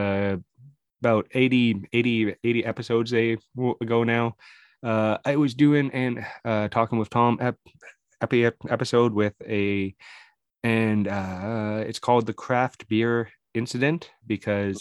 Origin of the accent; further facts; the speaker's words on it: Canada; I'm a Canadian boy.